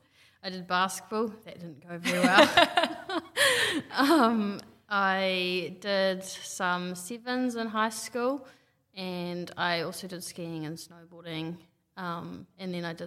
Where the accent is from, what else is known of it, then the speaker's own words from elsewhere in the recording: Taranaki, New Zealand; So I grew up in Taranaki